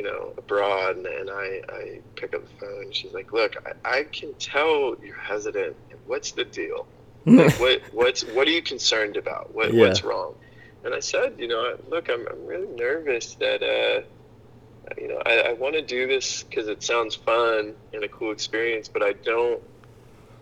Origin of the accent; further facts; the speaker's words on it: Hilton Head Island, South Carolina, United States; I grew up on Hilton Head Island, South Carolina